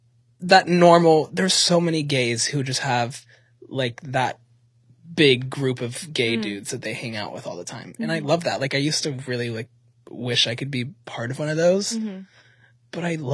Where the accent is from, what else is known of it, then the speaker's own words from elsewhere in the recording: Charlotte, North Carolina, United States; now in Los Angeles, United States; my hometown in Charlotte